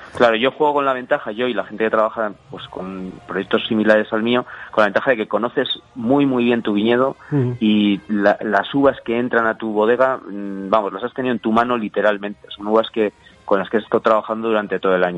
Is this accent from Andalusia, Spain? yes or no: no; village near the Sierra de Yerga, La Rioja, Spain; Mi pueblo está, de lo que es la propia sierra, mi pueblo está como a 11, 12 kilómetros